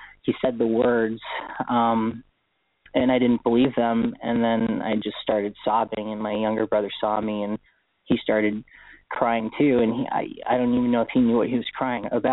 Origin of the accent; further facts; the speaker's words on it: Honolulu, Hawaii, United States; moved away; I was born in Honolulu, Hawaii. So I was born and raised there on Oahu.